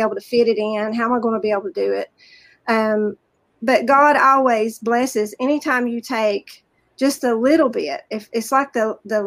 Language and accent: English; the South, United States; accent: Southern; also born or lived in rural town in Virginia; now in Virginia, United States; You can tell by my accent, I'm from the South